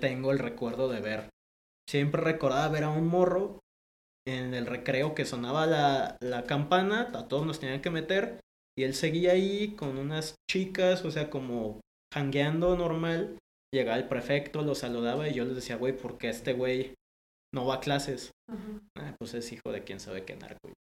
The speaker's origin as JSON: {"language": "Spanish", "town": "Guadalajara", "region": "Jalisco", "country": "Mexico", "tie": "born or raised there", "also_born_or_lived": "Panama"}